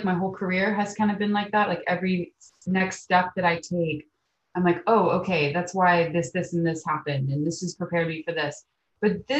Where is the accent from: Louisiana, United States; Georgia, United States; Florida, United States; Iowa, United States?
Florida, United States; Amelia Island; also born or lived in New York / San Clemente, California; I was born and raised in Amelia Island, Florida